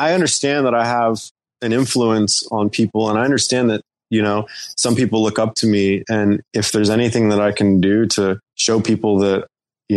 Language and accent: English; North Carolina, United States; I grew up in the South in North Carolina